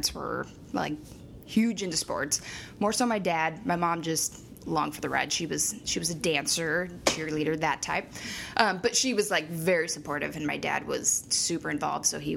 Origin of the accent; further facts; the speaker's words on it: Jefferson, Oregon, United States; also born or lived in Salem, Oregon; So I grew up in Salem, moved to Jefferson.